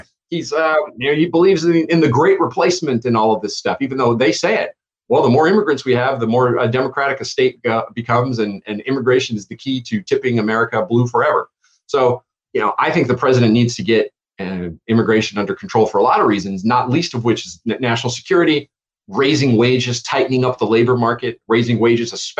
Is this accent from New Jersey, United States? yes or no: no; California, United States; being born and raised in California, being on my mother's side anyway, a fifth generation Californian